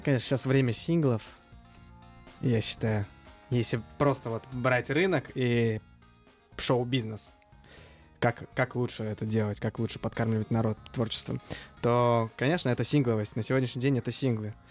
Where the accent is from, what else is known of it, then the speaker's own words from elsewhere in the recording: Uzbekistan; как истинный узбек